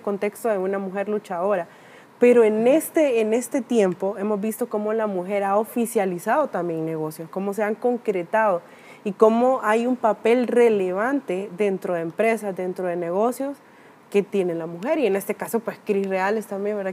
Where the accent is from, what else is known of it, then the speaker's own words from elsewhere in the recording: Honduras; como hondureña o latinoamericana